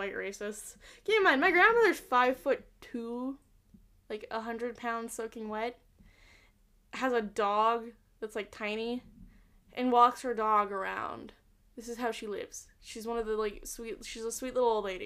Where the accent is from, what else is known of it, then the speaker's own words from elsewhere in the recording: Utah, United States; I grew up in Utah, and I went to really nice schools